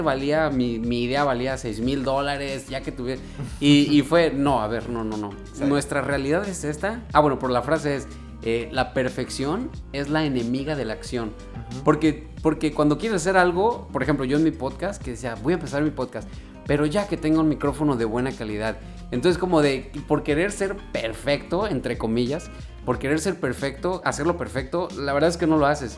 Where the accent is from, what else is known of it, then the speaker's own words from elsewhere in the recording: Guadalajara, Jalisco, Mexico; moved away as an adult; now in Vancouver, Canada; yo soy de Guadalajara